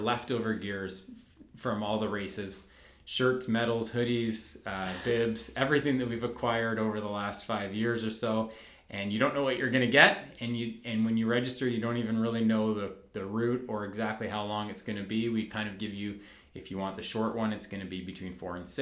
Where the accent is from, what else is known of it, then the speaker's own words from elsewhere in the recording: Dundas, Ontario, Canada; I was born and raised in Dundas